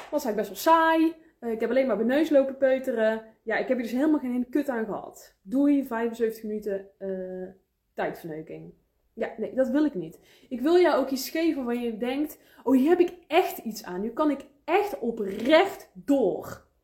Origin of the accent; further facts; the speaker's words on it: 's-Hertogenbosch, North Brabant, Netherlands; ik kom uit Den Bosch. Ik kom uit Noord-Brabant, dus je bent van harte welkom, schat.